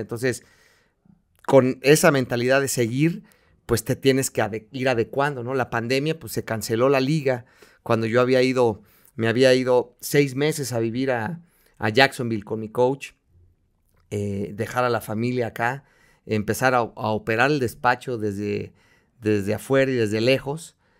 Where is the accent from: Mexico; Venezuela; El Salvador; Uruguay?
Mexico; soy mexicano, eh, amo mi país